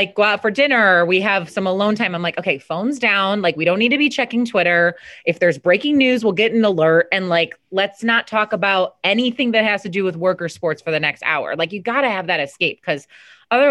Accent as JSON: {"language": "English", "town": "Chicago", "region": "Illinois", "country": "United States", "tie": "born or raised there", "moved": "as an adult", "said": "I had carved out a really good career in the city I grew up in Chicago."}